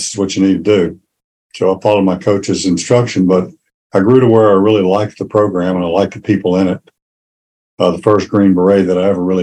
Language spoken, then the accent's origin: English; Shreveport, Louisiana, United States; moved away as an adult; I'm from Shreveport, Louisiana. That's where I grew up